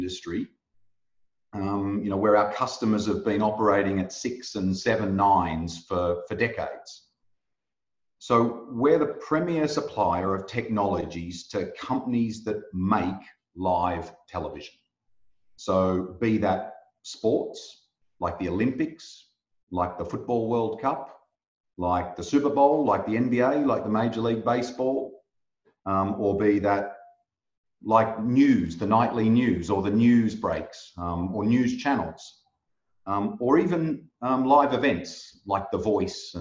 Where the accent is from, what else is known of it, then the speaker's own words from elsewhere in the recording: Australia; now in Netherlands; I'm Australian by birth. I live in the Netherlands at the moment